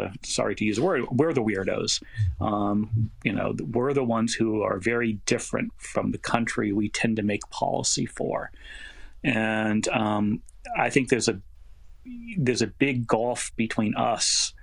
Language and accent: English; New York, United States; I'm from New York.